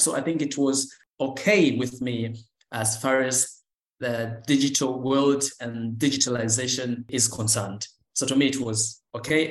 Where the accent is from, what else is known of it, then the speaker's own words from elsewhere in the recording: Tanzania; I'm from Tanzania